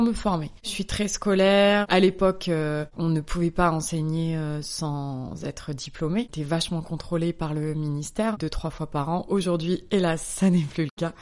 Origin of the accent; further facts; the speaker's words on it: Bordeaux, Nouvelle-Aquitaine, France; moved away as an adult; now in Paris, France; Je suis bordelaise, mais à Paris depuis une bonne douzaine d'années